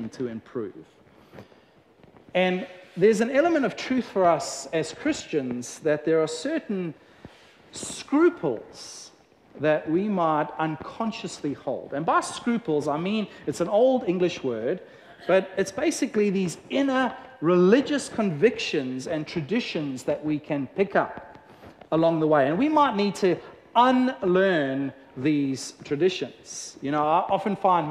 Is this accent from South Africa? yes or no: yes; South Africa; growing up in South Africa